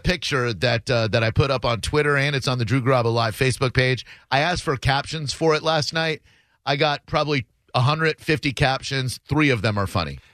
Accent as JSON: {"language": "English", "town": "New York City", "region": "New York", "country": "United States", "tie": "born or raised there", "moved": "yes", "said": "since I was born in New York"}